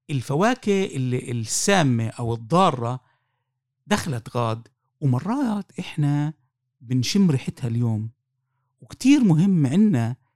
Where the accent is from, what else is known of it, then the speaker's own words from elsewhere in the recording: Palestine; وانا مش مدني وانا مش جبهه وانا مش انا فلسطيني